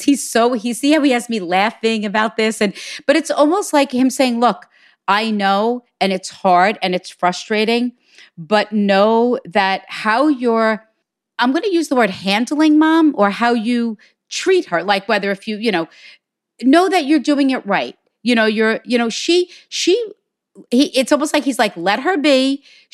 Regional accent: Hicksville, New York, United States; from Hicksville, New York

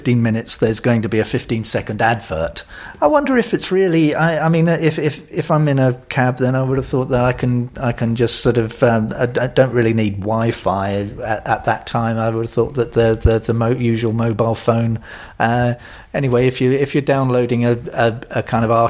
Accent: London, United Kingdom; as a Londoner

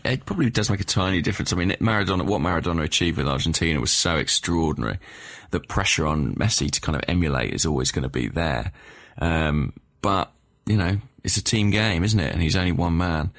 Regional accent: England, United Kingdom; as an Englishman

